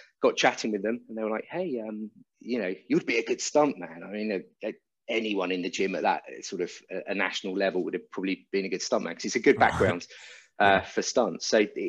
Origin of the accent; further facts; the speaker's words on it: Roehampton, Mortlake, Sunbury, London, United Kingdom; moved away as an adult; So we moved out to Sunbury. We were Roehampton, then we were in my dad's job was Mortlake or Barnes, so we were in Mortlake. Then we moved out to Sunbury.